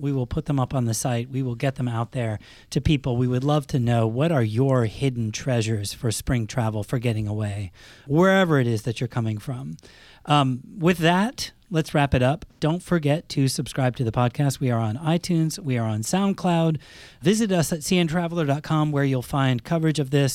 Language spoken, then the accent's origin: English; Northeast, United States; I grew up in the Northeast